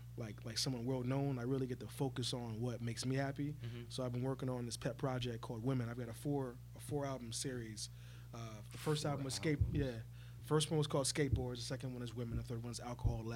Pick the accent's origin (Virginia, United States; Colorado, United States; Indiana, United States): Virginia, United States; I'm from Virginia